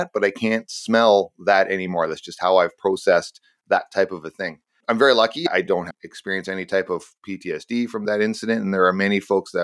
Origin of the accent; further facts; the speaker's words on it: Canada; I'm a Canadian